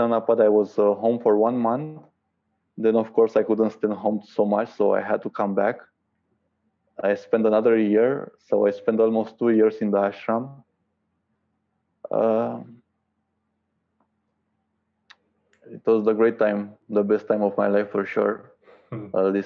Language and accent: English; Romania; also born or lived in Bucharest; from Romania